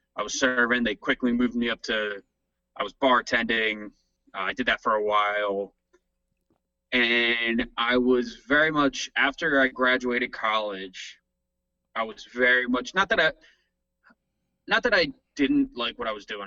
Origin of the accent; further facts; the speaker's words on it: New Jersey, United States; moved away as an adult; no longer going to be a jersey boy